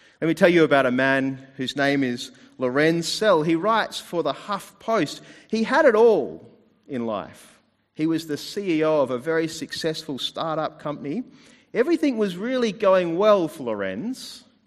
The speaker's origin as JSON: {"language": "English", "country": "New Zealand", "tie": "born or raised there", "moved": "yes", "lives_now": "Adelaide, Australia", "said": "I was born in New Zealand"}